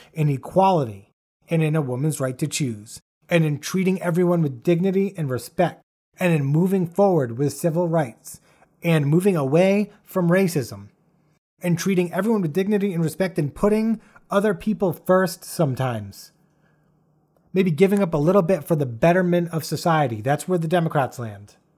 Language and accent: English; Rhode Island, United States; I'm from Rhode Island, there are one million people in my state